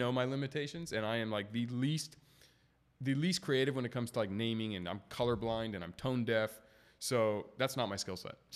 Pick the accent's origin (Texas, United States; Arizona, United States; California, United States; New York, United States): California, United States; San Diego; I'm from Scripps, and fun fact there's the Smoothie King that was in Poway, and I'd been going to it since I was a kid.